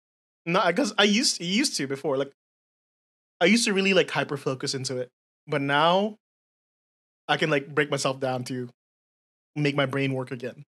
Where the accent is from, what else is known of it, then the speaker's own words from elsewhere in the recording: United States; I say schedules because I'm American in my upbringing.